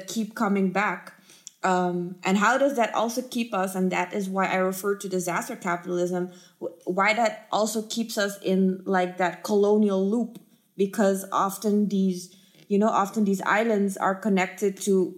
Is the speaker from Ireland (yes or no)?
no; Aruba; now in Netherlands; being born and raised in Aruba